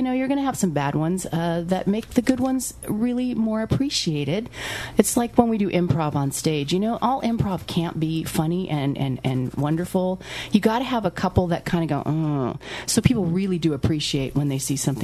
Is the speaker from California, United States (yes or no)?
yes; Arcata, California, United States; I'm from Arcata